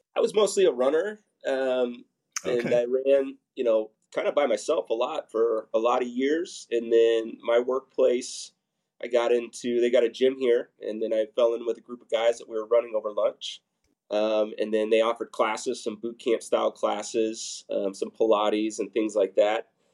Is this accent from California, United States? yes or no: no; Papillion, Nebraska, United States; I grew up in Papillion, um, so I've got strong roots there